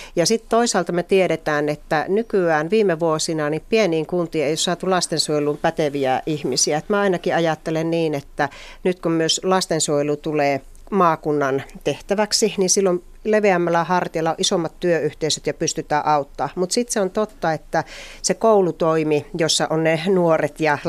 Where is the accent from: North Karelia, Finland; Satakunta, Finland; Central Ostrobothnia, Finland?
North Karelia, Finland; Joensuu; minun kotikaupunkini Joensuu